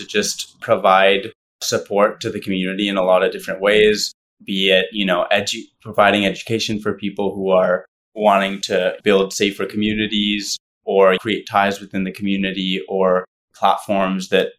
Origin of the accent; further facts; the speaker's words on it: Ottawa, Ontario, Canada; I'm from Canada. I'm from Ottawa originally